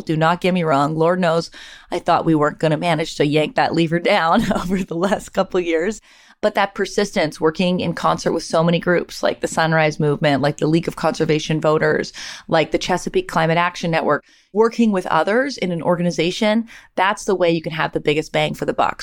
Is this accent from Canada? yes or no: yes; Canada; moved away; I'm from Canada